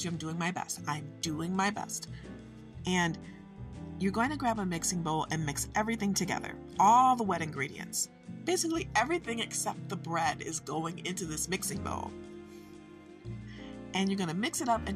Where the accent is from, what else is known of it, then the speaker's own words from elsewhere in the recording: Midwest of the United States, United States; I am from the Midwest of the United States